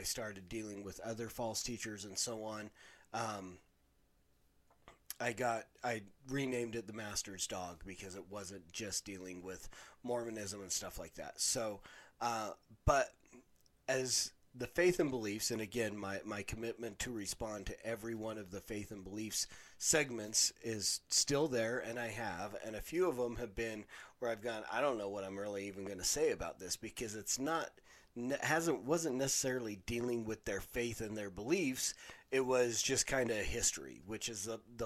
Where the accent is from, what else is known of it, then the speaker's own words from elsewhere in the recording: Utah, United States; growing up in Utah, you would think that being, you know, the LDS church is a huge portion of this